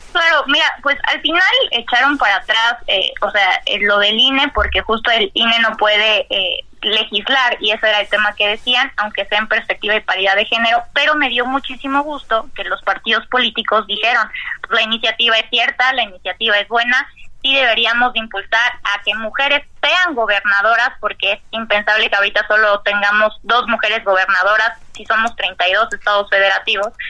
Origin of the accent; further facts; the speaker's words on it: Mexico; seguimos siendo mexicanos